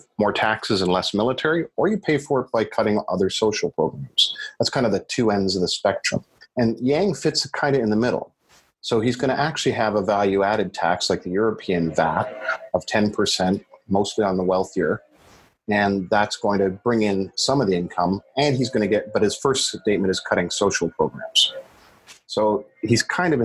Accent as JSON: {"language": "English", "country": "Canada", "said": "being a Canadian"}